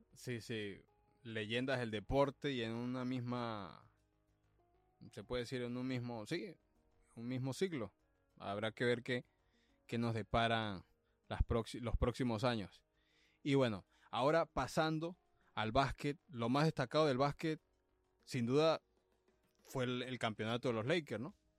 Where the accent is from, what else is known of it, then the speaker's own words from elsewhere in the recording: El Vigía, Mérida, Venezuela; now in Los Angeles, United States; mi equipo de mi pueblo, el, el Vigía ah. Fútbol Club